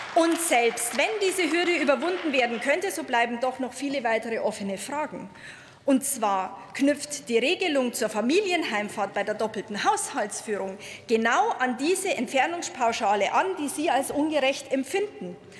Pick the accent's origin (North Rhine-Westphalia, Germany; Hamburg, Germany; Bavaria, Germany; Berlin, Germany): Bavaria, Germany; ich komme auch aus Bayern